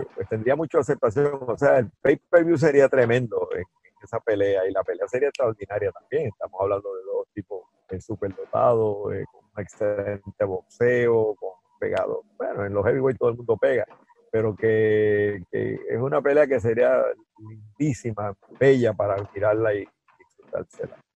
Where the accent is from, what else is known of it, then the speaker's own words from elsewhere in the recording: Guaynabo, Puerto Rico; que es mi pueblo natal, que se llama Guaynabo